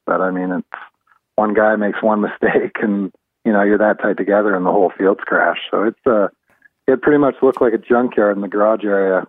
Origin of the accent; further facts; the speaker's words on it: London, Ontario, Canada; I'm from I'm actually from Ontario, from London originally